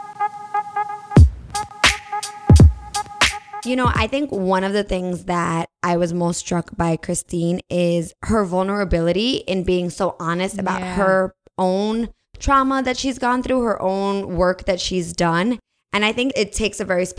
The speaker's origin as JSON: {"language": "English", "region": "New Jersey", "country": "United States", "tie": "born or raised there", "said": "I grew up in Jersey."}